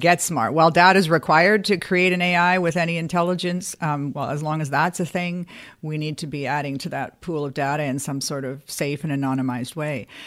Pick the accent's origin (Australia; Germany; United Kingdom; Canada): Canada; as a Canadian